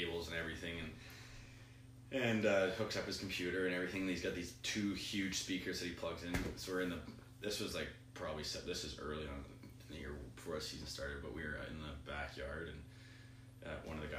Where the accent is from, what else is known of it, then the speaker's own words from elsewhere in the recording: Grande Prairie, Alberta, Canada; now in Denver, United States; growing up in Alberta, northern Alberta, like, especially Grand Prairie